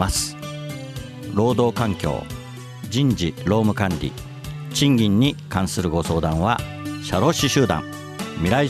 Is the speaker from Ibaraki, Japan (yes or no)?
yes; Ibaraki, Japan; すけど、はい、そこは茨城出身なんですよねそこ